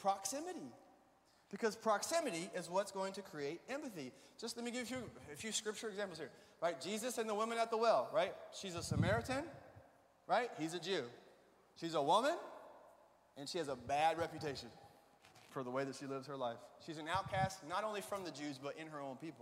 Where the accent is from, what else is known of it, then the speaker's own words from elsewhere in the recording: Alabama, United States; I grew up in Alabama